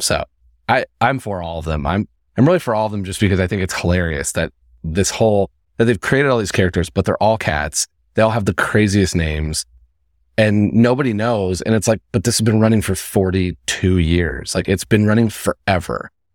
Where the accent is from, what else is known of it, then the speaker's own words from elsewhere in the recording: Indiana, United States; moved away; I'm from Indiana.